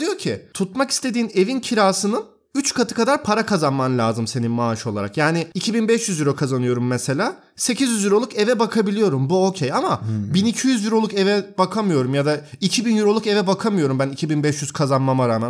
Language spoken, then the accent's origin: Turkish; Turkey; now in Berlin, Germany; Ben bir Türk olarak